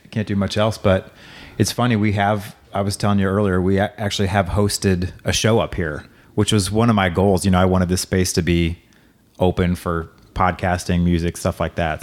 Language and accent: English; Hazelwood, Missouri, United States; also born or lived in Waco, Texas / Saint Charles, Missouri; I was born in Waco, grew up, uh, from the time I was like two to, through high school in Hazelwood